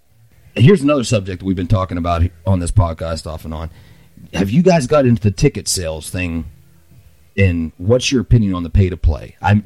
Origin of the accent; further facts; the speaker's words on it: Pittsburgh, Pennsylvania, United States; moved away as an adult; I'm from originally from the Pittsburgh area, and I come out here in 2003